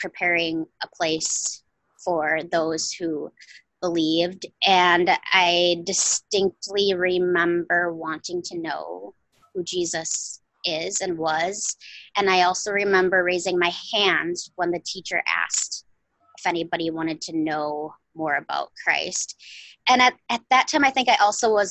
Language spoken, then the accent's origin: English; Wisconsin, United States; I born and reared a Wisconsin girl. I'm a northern girl for sure, of the ice and tundra